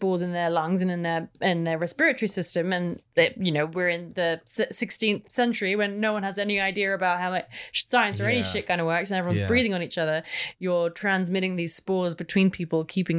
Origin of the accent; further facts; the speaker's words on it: England, United Kingdom; just me being English.